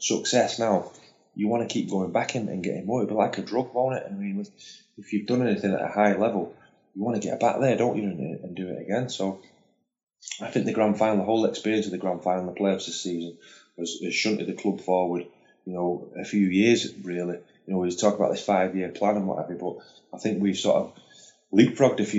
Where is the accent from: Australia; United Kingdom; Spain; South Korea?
United Kingdom; Rochdale, North West England; I was born in Rochdale